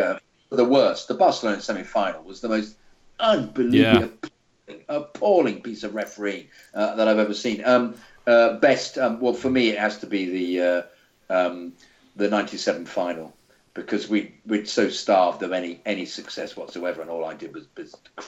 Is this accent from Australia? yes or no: yes; Australia; Growing up in Australia has sheltered me from the game that I've grown to love so much.